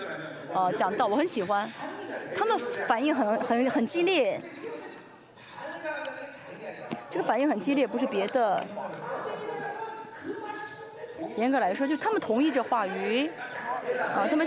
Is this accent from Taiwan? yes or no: no; South Korea; Chinese is a second language; 哎，我是适合海外的一个使徒啊。我们继续。没办法，我是韩国人，还是要服侍你们。